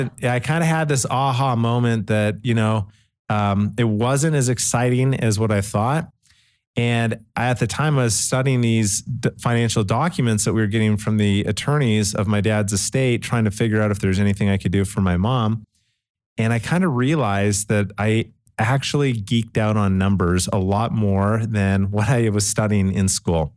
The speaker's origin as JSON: {"language": "English", "town": "Calgary", "region": "Alberta", "country": "Canada", "tie": "born or raised there", "moved": "yes", "lives_now": "Utah, United States", "said": "I grew up in Calgary, Canada"}